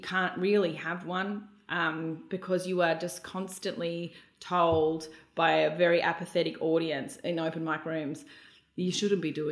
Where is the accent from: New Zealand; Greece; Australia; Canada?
Australia; Melbourne, Victoria; moved away as an adult; now in Brisbane, Australia; I was from Melbourne